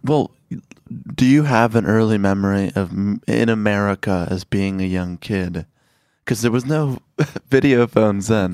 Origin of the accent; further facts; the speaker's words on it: Chicago, Illinois, United States; moved away; I grew up in Chicago